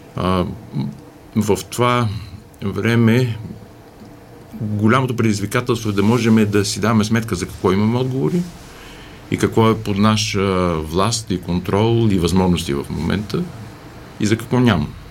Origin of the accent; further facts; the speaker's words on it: Bulgaria; ние се разпознаваме като българи